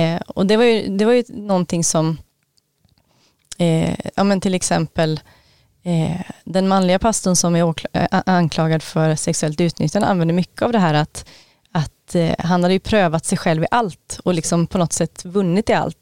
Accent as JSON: {"language": "Swedish", "town": "Gothenburg", "region": "Västra Götaland", "country": "Sweden", "also_born_or_lived": "Knutby", "moved": "yes", "said": "jag mötte gamla vänner från gymnasietiden när jag var hemma på Göteborg"}